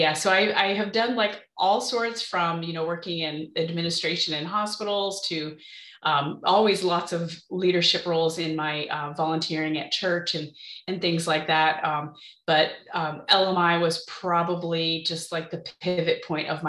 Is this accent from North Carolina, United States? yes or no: no; Maine, United States; moved away as an adult; now in Central Illinois, United States; how we were raised in Maine